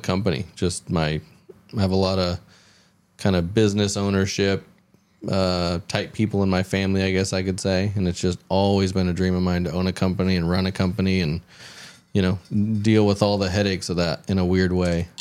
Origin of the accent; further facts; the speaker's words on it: Houston, Texas, United States; I grew up in the South, mostly in Houston